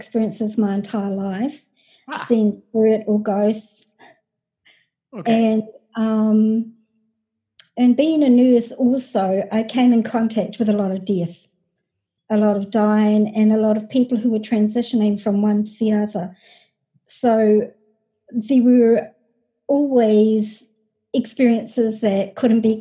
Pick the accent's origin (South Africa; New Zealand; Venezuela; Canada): New Zealand; moved away as an adult; also born or lived in United States; I'm from New Zealand, the little country of New Zealand down under.